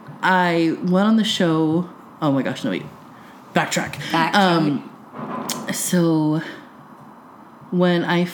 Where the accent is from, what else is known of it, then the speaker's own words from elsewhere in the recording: San Jose, California, United States; I grew up in San Jose